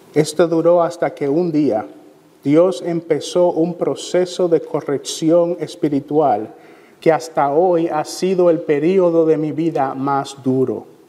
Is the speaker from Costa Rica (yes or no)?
no; Santo Domingo, Distrito Nacional, Dominican Republic; Yo vine a los pies de Cristo siendo aún un niño, gracias a una serie de sermones que el pastor Francisco Guzmán en la Iglesia de la Trinidad en Santo Domingo